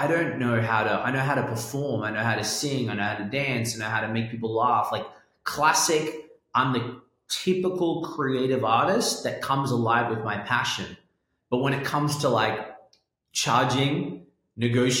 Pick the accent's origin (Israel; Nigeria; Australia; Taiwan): Australia; accent: Australian London; moved away; also born or lived in London; I was born in Australia